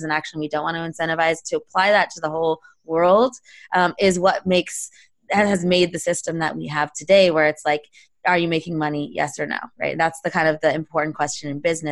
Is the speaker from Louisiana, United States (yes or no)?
no; Palo Alto, California, United States; I grew up in Palo Alto. I grew up a couple miles from Sand Hill Road.